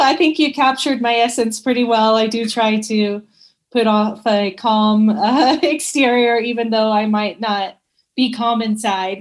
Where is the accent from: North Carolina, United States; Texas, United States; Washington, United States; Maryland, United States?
Texas, United States; Dallas; also born or lived in Georgetown, Texas; I was born and raised in Dallas, Texas, and I lived there until I graduated